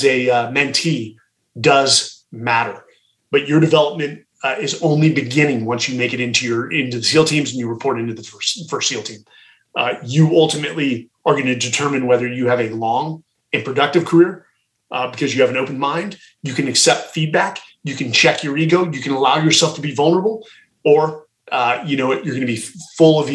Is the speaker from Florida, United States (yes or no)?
no; Atherton, California, United States; We grew up in Atherton, California, which is one of the most affluent towns in America.